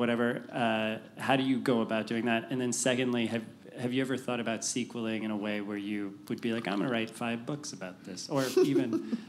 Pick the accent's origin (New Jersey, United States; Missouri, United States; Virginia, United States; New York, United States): Missouri, United States; St. Louis; I was just wondering, first of all, I'm from St. Louis.